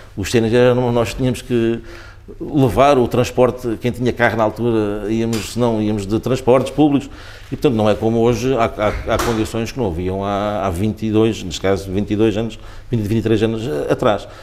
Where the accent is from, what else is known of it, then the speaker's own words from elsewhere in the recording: Sacavém, Lisbon, Portugal; Sacavém é a terra onde eu de facto nasci, é a terra onde eu, onde eu eh, ainda vivo, onde cresci ali